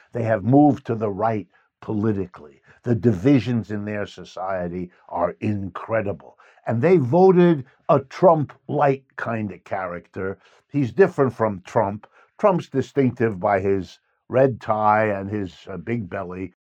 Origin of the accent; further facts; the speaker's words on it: United States; I was born in the United States. I've lived and worked here all my life